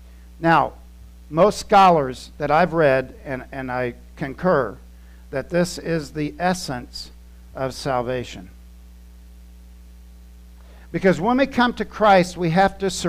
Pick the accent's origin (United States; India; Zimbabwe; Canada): United States; Titusville, Florida; moved away as an adult; also born or lived in Germany; I grew up in Titusville, Florida. I had only been out of the state once